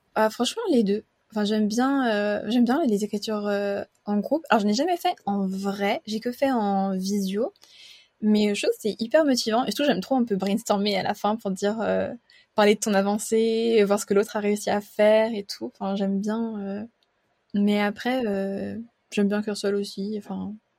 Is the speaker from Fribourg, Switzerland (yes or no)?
no; Geneva, Switzerland; je suis suisse et j'habite à Genève. je suis née ici, je fais mes études ici